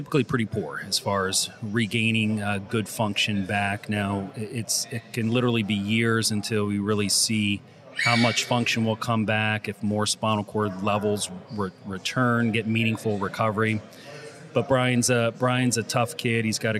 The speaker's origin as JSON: {"language": "English", "town": "Lancaster", "region": "Pennsylvania", "country": "United States", "tie": "born or raised there", "also_born_or_lived": "Ithaca, New York / Philadelphia / Pittsburgh / Boston", "moved": "as an adult", "said": "I was born and raised in Lancaster, Pennsylvania"}